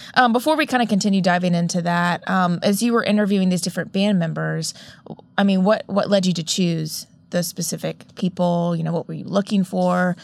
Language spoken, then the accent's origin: English; Augusta, Georgia, United States; My hometown